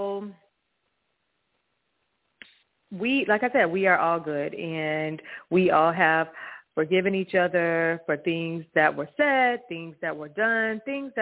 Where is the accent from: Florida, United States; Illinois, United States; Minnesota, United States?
Florida, United States; Hollywood; I'm from Florida. Hollywood, the city of Hollywood